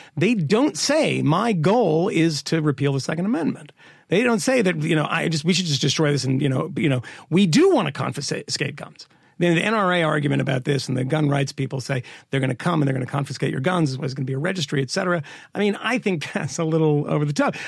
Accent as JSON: {"language": "English", "region": "Massachusetts", "country": "United States", "tie": "born or raised there", "said": "I grew up in Massachusetts."}